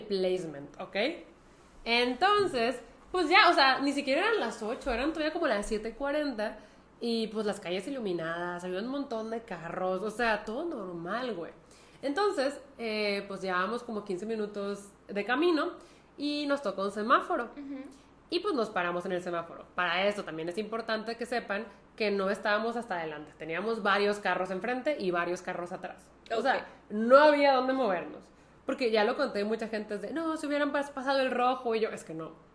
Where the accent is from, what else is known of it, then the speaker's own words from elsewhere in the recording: Mexico; ¿Que no sabes de dónde venimos? ¡De México!